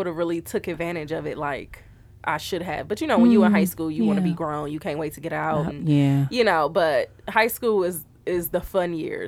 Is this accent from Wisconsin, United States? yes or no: yes; Milwaukee, Wisconsin, United States; I was born and raised in Milwaukee, Wisconsin. And I went to Milwaukee High School of the Arts